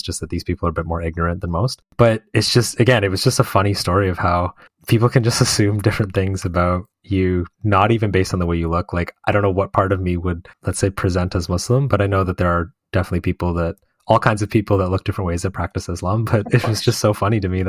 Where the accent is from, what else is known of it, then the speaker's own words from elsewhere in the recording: Canada; growing up in Canada and, you know, having all these friends that also, you know, grew up here